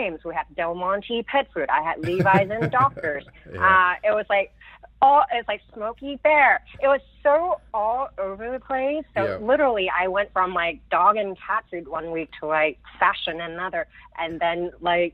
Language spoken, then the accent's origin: English; Hong Kong; moved away; I grew up in Hong Kong. I'm British from Hong Kong